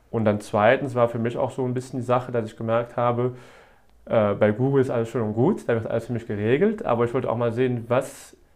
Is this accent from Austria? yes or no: no; Wallonia, Belgium; Genau, äh, bin aus Ostbelgien